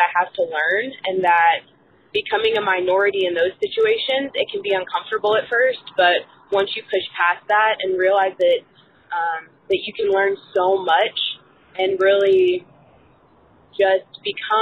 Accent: Louisville, Kentucky, United States; moved away as an adult; now in Atlanta, United States; I moved from Louisville, Kentucky to Atlanta, Georgia

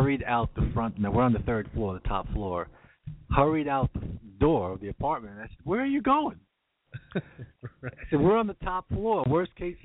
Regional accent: New York, United States; moved away as an adult; now in California, United States; I'm still a New Yorker

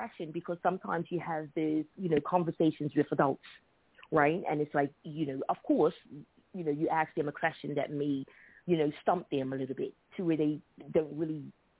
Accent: Bermuda; I'm from Bermuda

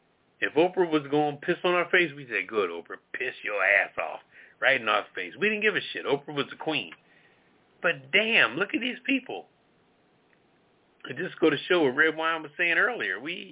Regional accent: Philadelphia, Pennsylvania, United States; I'm from the North originally, okay? I'm a product of Philadelphia.

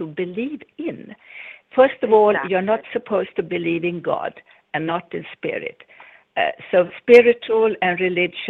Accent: Sweden; also born or lived in United States; now in Florida, United States; I'm Swedish, although I'm also American

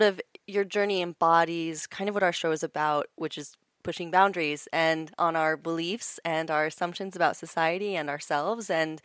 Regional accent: Virginia, United States; now in Los Angeles, United States

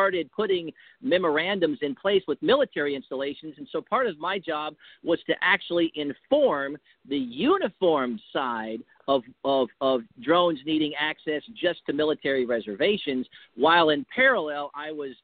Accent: United States; I'm an American first, and I love my country.

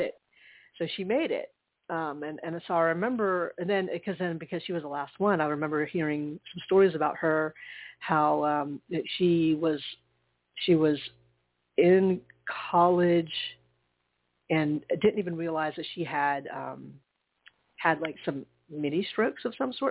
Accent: Charleston, United States; moved away; my hometown because it's not like I don't live there. Anymore. I don't, but my parents

